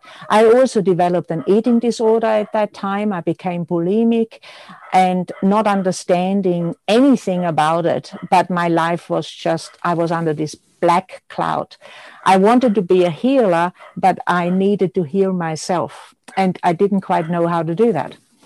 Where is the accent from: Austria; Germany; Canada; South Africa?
Austria; born there; English is a second language; I am Austrian born, as many people know, and some might notice with my accent, which is hardly there. I did a fashion degree in Austria